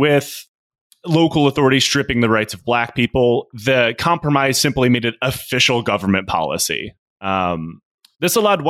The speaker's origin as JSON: {"language": "English", "region": "the North", "country": "United States", "said": "If you're like me and you're from the North"}